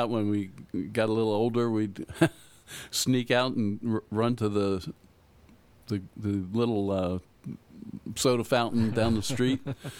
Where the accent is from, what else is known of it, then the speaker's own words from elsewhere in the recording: Pennsylvania, United States; now in Pittsburgh, United States; Okay. Well, I grew up outside of Philadelphia.